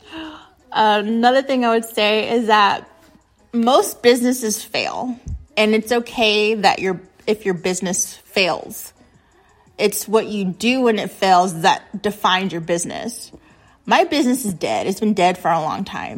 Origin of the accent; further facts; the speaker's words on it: United States; being American